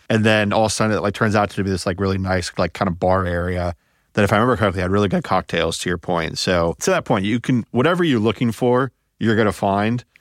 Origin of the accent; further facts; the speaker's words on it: Midwest, United States; also born or lived in Indianapolis; I'm from the Midwest